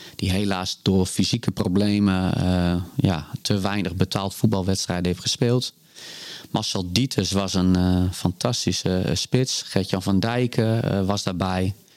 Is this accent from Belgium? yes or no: no; Groningen, Netherlands; GC Groningen. Ja, die Mijn oude club waar ik opgegroeid ben als de jeugdvoetballer